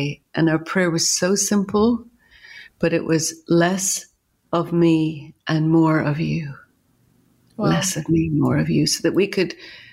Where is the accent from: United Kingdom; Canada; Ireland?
Ireland; I'm Irish and grew up in Ireland